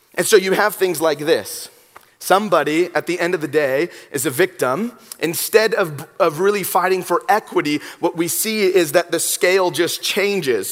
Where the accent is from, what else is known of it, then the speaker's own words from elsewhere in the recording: Los Angeles, California, United States; I'm from Southern California. I'm from Los Angeles